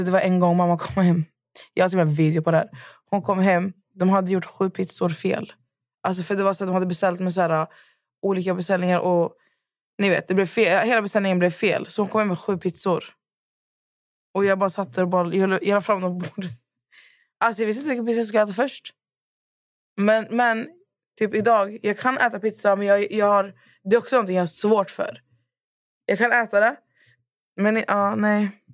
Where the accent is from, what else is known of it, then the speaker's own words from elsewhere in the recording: Skövde, Västra Götaland, Sweden; vi är från Skövde igen, vi är förslatta, det är mycket bönder.